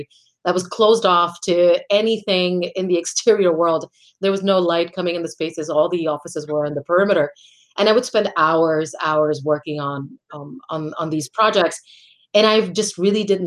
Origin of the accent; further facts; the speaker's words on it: Puerto Rico; moved away as an adult; also born or lived in Washington, D.C.; I'm originally from Puerto Rico. I'm born and raised there.